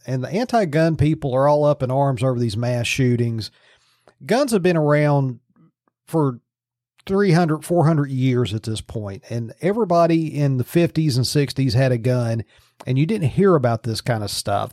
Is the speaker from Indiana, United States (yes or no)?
no; Virginia, United States; now in Pennsylvania, United States; My home state of Virginia